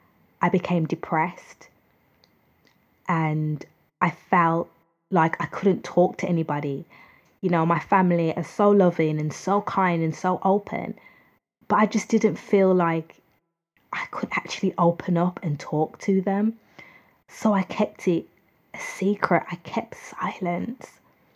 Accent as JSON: {"language": "English", "country": "United Kingdom", "said": "I'm from the United Kingdom"}